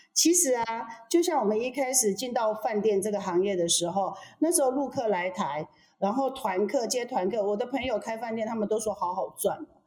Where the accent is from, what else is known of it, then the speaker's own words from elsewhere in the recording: Chiayi, Taiwan; 我是嘉义人呐